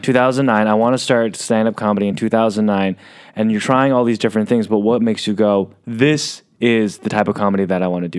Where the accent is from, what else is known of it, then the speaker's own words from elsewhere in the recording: San Diego, California, United States; I'm from San Diego